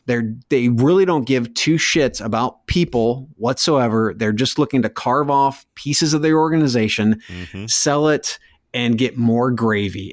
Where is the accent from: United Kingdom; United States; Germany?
United Kingdom; Scotland; from Scotland, the country which brought you electricity